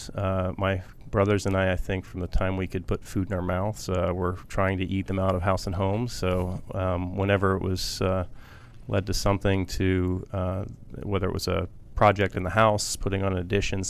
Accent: Columbus, Ohio, United States; I grew up in Columbus, Ohio.

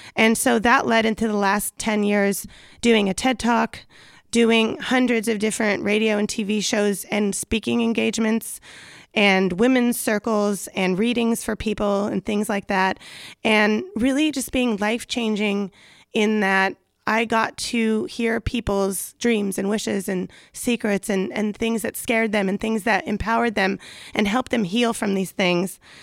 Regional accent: Los Angeles, California, United States; accent: Valley Girl; I'm from the San Fernando Valley, so you may hear a little Valley Girl accent that comes out accidentally.

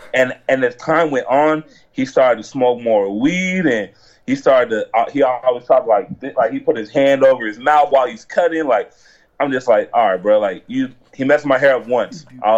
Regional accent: Nebraska, United States; born there; now in Tucson, United States; No, I was born in Nebraska.

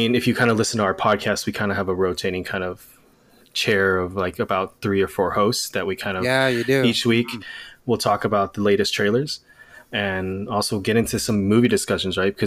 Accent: Los Angeles, California, United States; moved away as an adult; also born or lived in Bay Area, California; now in Sacramento, United States; born and raised, Los Angeles

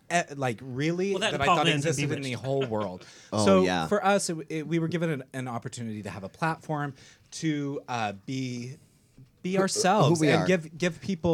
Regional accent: Utah, United States; moved away; I'm from Utah.

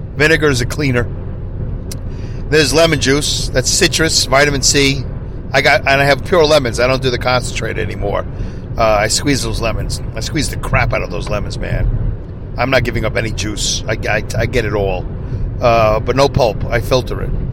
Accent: New York City, New York, United States; accent: Brooklyn; my Brooklyn accent

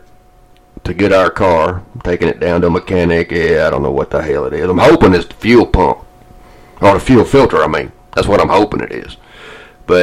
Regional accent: Atlanta, Georgia, United States; moved away; I didn't like winter in Georgia.

